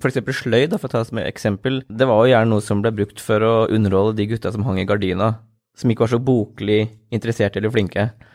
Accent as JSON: {"language": "Norwegian", "town": "Askim", "region": "Østfold", "country": "Norway", "tie": "born or raised there", "also_born_or_lived": "Oslo", "said": "Grønlund, som er mitt område. Det er der jeg vokste opp"}